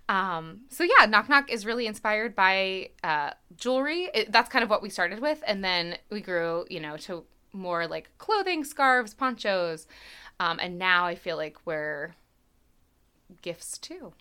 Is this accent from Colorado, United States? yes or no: no; Hershey, Pennsylvania, United States; I grew up in Hershey and have ties to all over the town.